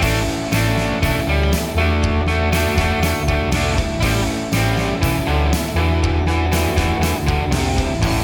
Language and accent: English; Ireland; I'm Irish